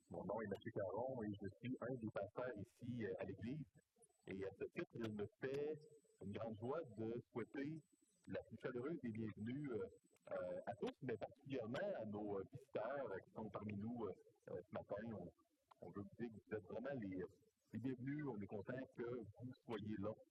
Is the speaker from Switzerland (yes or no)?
no; Canada; Je suis canadien, on est ici au Canada